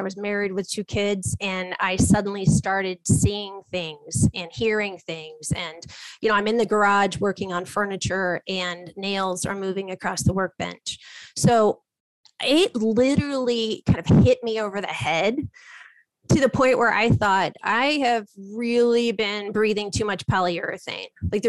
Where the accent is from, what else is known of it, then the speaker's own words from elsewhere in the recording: Ohio, United States; I'm very scientific. I'm from Ohio originally. My parents are teachers.